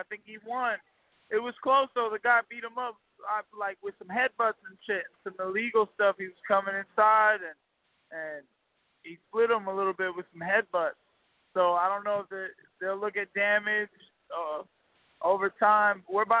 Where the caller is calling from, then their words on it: St. Petersburg, Florida, United States; Oh, man, I'm in St. Pete, Florida at the Coliseum watching my boy Miguel Cruz do work.